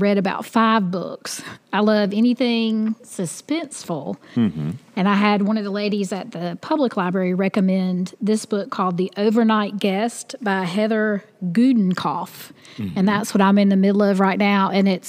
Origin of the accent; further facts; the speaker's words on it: Alabama, United States; moved away; I'm from Alabama, so it's the Gulf Coast, and the beaches there are white sands, water's green